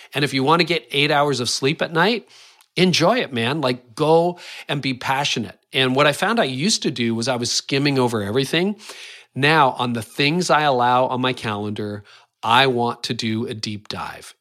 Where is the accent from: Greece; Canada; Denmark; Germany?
Canada; I am Canadian